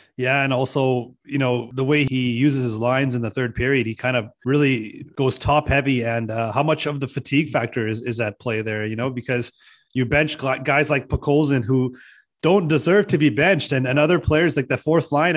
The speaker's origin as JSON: {"language": "English", "town": "Vancouver", "region": "British Columbia", "country": "Canada", "tie": "born or raised there", "said": "Born and raised in South Vancouver"}